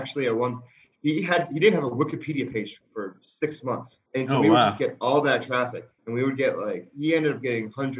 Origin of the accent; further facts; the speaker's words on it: New Jersey, United States; moved away as an adult; now in Los Angeles, United States; I'm from New Jersey.